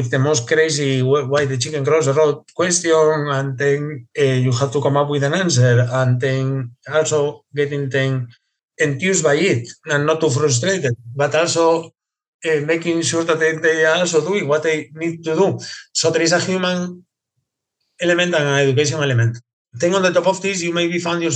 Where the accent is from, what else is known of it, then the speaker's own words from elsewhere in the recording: Asturias, Spain; now in United Kingdom; I'm from Asturias, Spain, which is in the north coast of Spain.